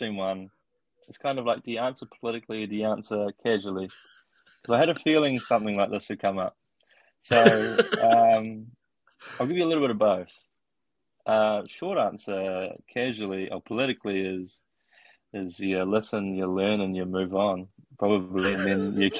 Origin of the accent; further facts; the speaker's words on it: Opunake, Taranaki, New Zealand; moved away as an adult; also born or lived in Otago / Wellington; now in Auckland, New Zealand; born and raised in Opunake